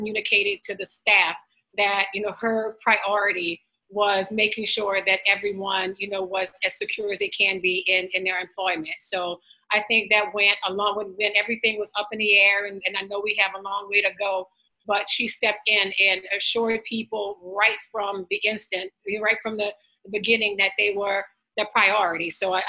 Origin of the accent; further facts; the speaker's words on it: Wallace, Louisiana, United States; This is a town, my hometown, 600 people.